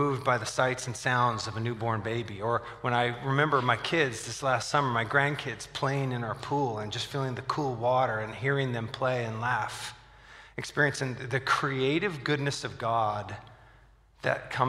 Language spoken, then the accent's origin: English; Southern California, United States; When I was growing up, I grew up in Southern California